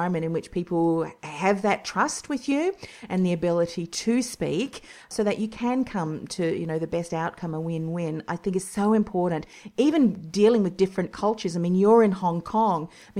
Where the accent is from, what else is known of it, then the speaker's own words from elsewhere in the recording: New Zealand; now in Australia; I'm originally from New Zealand too